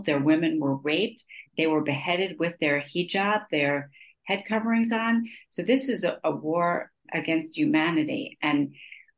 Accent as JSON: {"language": "English", "town": "Great Neck", "region": "New York", "country": "United States", "tie": "born or raised there", "also_born_or_lived": "Cornell (college)", "moved": "as an adult", "lives_now": "Israel", "said": "Growing up in Great Neck, I think I was very ashamed about being a Jewish American princess. That's how I was labeled, coming from Long Island"}